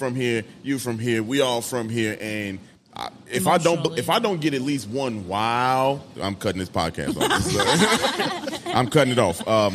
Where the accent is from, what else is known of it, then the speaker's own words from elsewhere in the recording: Chicago, Illinois, United States; We are from Chicago.